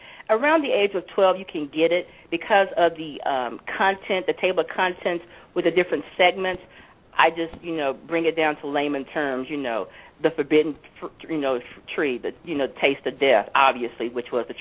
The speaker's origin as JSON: {"language": "English", "region": "Louisiana", "country": "United States", "also_born_or_lived": "Ohio", "said": "my home state of Louisiana"}